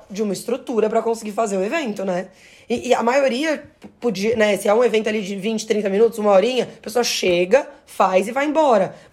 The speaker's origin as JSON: {"language": "Portuguese", "town": "Florianópolis", "region": "Santa Catarina", "country": "Brazil", "said": "eu sou lá de Florianópolis."}